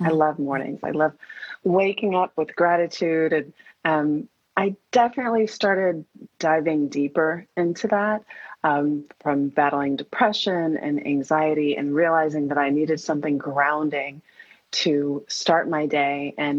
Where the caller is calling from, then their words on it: Atlanta, Georgia, United States; I'm beaming in from Atlanta, Georgia.